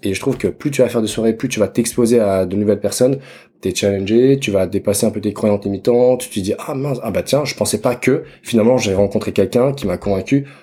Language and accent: French; Dijon, Bourgogne-Franche-Comté, France; J'ai 30 ans, je suis né à Dijon